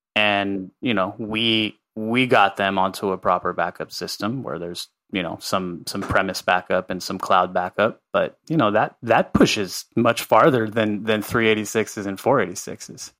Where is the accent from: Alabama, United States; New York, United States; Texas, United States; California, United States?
California, United States; Los Angeles; also born or lived in Santa Cruz, California / Guatemala; I grew up in Carthay Circle, which is a historic neighborhood in Los Angeles